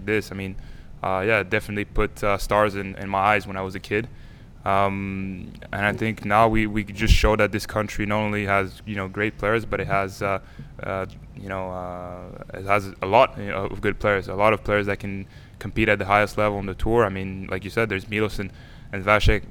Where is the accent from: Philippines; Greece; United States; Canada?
Canada; we grew up in cities in Canada